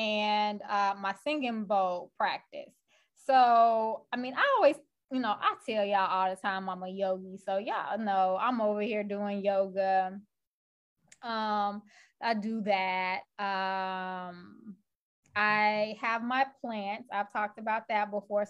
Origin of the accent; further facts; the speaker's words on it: Chicago, Illinois, United States; I'm from Chicago and I'm still in Chicago.